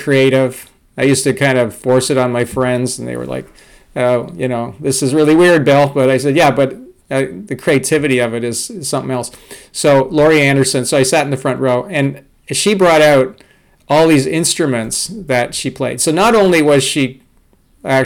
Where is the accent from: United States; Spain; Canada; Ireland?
Canada; Toronto, Ontario; I grew up in Toronto, Canada